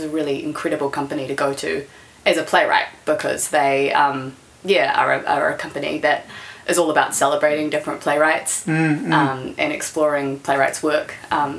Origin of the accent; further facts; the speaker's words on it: Wellington, New Zealand; also born or lived in New York; So I was born in Wellington and I've lived here my whole life, except 1 year I lived in New York